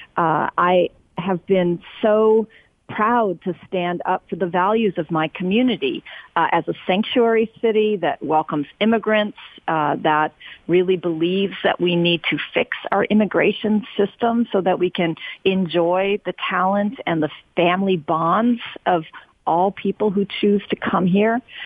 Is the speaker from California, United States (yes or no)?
yes; Oakland, California, United States; I'm born and raised in Oakland, grew up here.